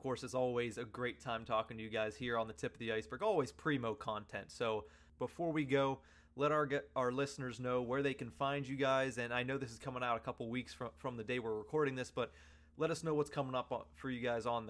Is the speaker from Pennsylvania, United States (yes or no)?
yes; Johnstown, Pennsylvania, United States; I grew up in Johnstown, Pennsylvania